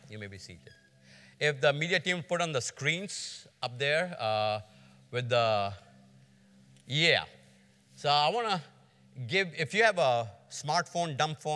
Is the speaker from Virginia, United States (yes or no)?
no; Georgia, United States; I'm from Georgia